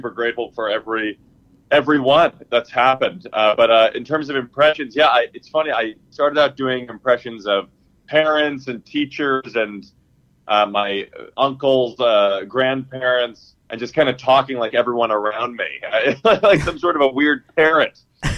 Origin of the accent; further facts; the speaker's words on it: Chicago, Illinois, United States; moved away as an adult; now in New York, United States; I grew up in Chicago near Second City